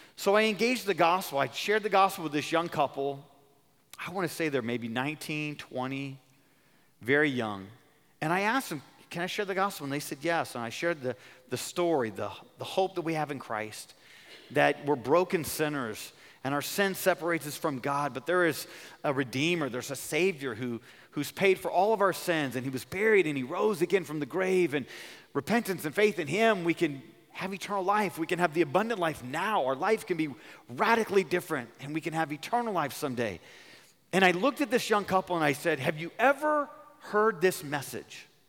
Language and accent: English; California, United States; I'm from California